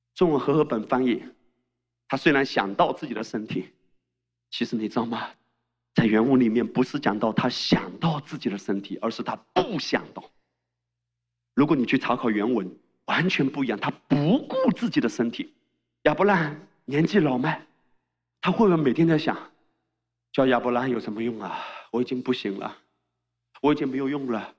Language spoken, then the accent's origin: Chinese; China; 我们中国人